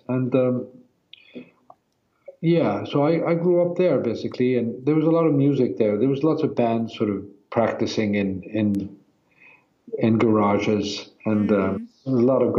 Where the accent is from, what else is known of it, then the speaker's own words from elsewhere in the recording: Iceland; also born or lived in Norway / New York; I was born in Norway and then I lived a few years in Iceland and then I moved to New York and lived there for a few years. And then I moved back, and I moved back when I was about 10.